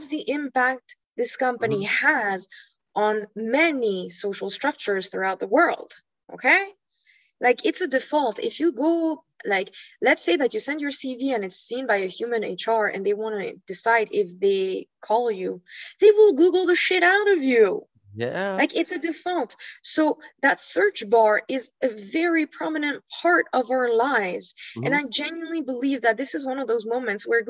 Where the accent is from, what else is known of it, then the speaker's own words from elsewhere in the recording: Hawaii, United States; moved away; I grew up in Hawaii